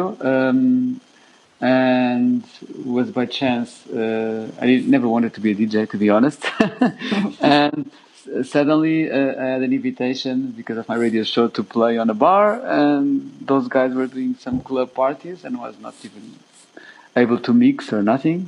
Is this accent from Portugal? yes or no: yes; Aveiro, Aveiro District, Portugal; moved away as an adult; now in Berlin, Germany; It's a city called Aveiro, near 50 kilometers south of Oporto, on the coast, on the Atlantic Ocean, and it's one of the things I most miss, obviously, because I grew up at the beach